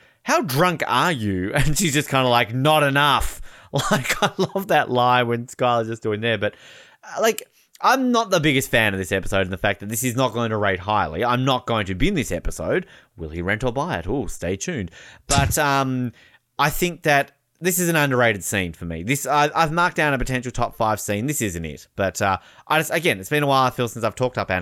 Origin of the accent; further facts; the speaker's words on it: Australia; I'm from Australia.